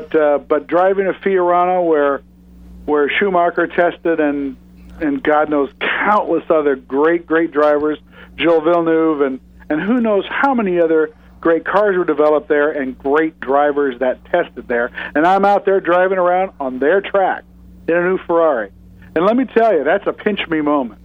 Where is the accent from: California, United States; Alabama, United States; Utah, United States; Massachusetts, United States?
California, United States; Southern; I am born and raised in Southern California